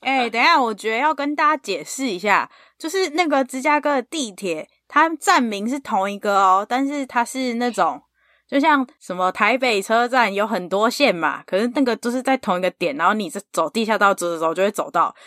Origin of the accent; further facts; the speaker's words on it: Taiwan; moved away as an adult; now in United States; 小时候在台湾